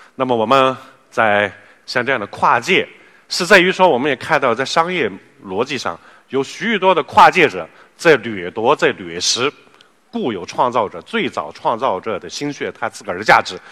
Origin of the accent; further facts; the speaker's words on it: China; 四十年来我们中国人富了